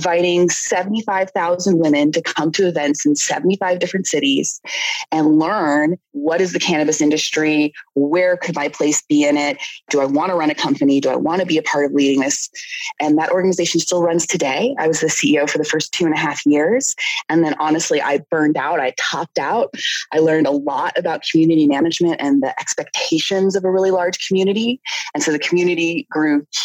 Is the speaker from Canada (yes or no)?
yes; Canada; I'm Canadian